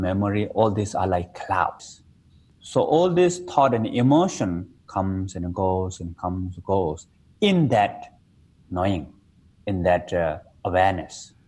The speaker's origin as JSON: {"language": "English", "country": "Nepal", "tie": "born or raised there", "said": "in my hometown, I was born in Nepal in the Himalaya mountain."}